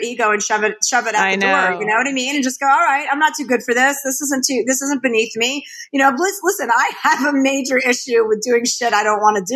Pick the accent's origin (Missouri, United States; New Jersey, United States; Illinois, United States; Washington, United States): New Jersey, United States; My father was a used car dealer. I was from New Jersey. They had no money. I mean, that's all. They didn't have a lot of money, but we had food on the table. I grew up in a white Jewish suburbia